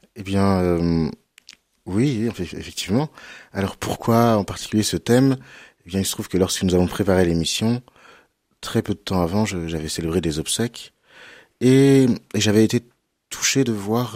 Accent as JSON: {"language": "French", "town": "Cholet", "region": "Pays de la Loire", "country": "France", "tie": "born or raised there", "said": "J'ai grandi à Cholet."}